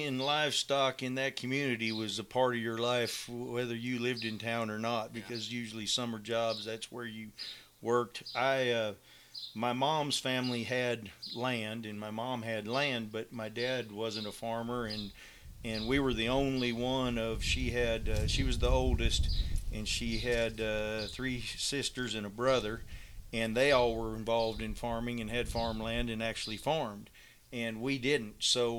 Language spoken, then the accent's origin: English; Gilman, Iowa, United States; moved away as an adult; also born or lived in Sun Prairie, Wisconsin / Texas; Central Iowa. Gilman, Iowa is where I was raised. A little town of 500 people between Grinnell and Marshalltown.